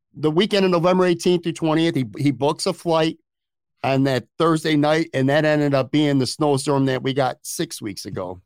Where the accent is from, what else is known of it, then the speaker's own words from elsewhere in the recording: Buffalo, New York, United States; I grew up in Buffalo forty years ago